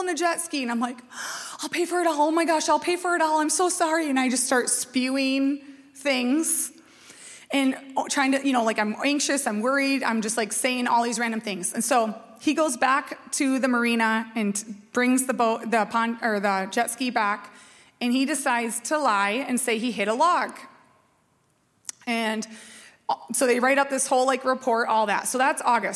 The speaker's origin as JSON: {"language": "English", "town": "Red Wing", "region": "Minnesota", "country": "United States", "tie": "born or raised there", "said": "I grew up in Red Wing, so I'm in Red Wing."}